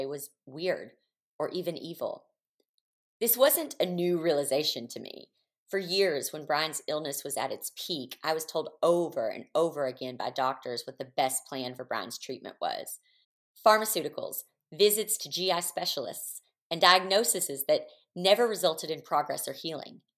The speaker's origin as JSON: {"language": "English", "area": "the Bible Belt", "region": "the South", "country": "United States", "moved": "yes", "said": "I'm from the Bible Belt"}